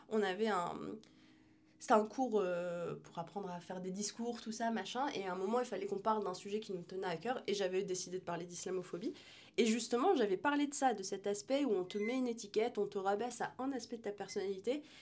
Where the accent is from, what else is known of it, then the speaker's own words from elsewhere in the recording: Algeria; Je suis, euh, je suis algérienne, je suis musulmane, mais je suis aussi euh, entrepreneur